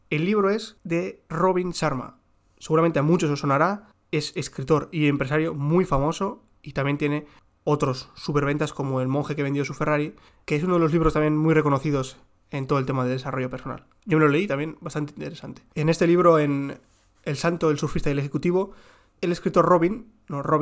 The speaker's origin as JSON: {"language": "Spanish", "region": "South", "country": "Israel", "accent": "southern Israeli", "said": "yo tengo el acento, como ya digo, mi acento es del sur de Israel"}